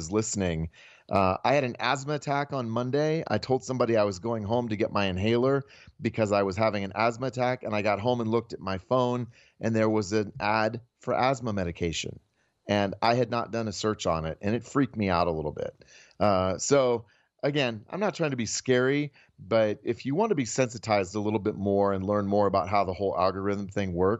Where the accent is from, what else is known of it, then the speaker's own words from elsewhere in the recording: Iowa, United States; I'm from Iowa